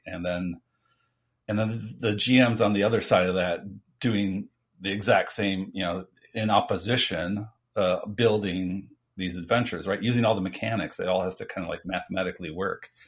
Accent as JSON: {"language": "English", "country": "United States", "said": "I'm from America"}